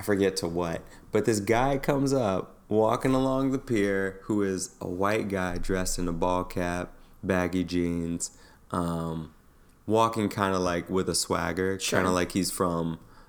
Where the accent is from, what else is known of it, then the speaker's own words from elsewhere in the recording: New York City, New York, United States; as a New Yorker.